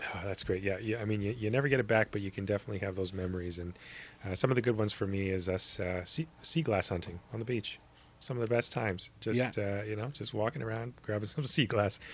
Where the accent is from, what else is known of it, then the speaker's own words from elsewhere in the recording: Winnipeg, Manitoba, Canada; as a kid growing up in Winnipeg